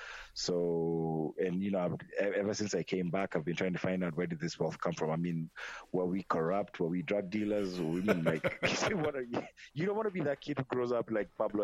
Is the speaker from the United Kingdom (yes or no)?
no; Kenya; born or raised there; now in Idaho, United States